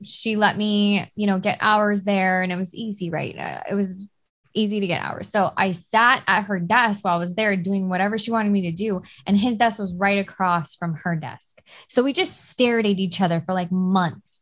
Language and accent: English; Hawaii, United States; born or raised there